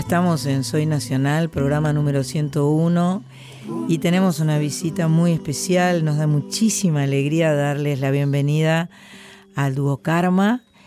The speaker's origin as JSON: {"language": "Spanish", "region": "Buenos Aires", "country": "Argentina", "said": "soy eh, argentina, soy porteña, amo el río de la Plata"}